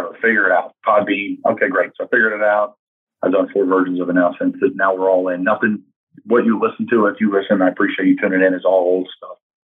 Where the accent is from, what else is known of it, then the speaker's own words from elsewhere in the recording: Doylestown, Pennsylvania, United States; a really good Division III football program in my hometown in Doylestown, Pennsylvania